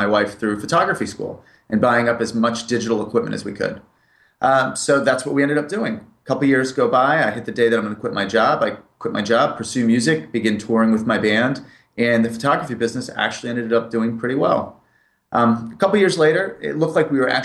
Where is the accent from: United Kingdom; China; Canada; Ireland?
United Kingdom; moved away as an adult; also born or lived in Springfield, Massachusetts, United States; I moved to the United Kingdom when I was 8 years old and lived there till I was 18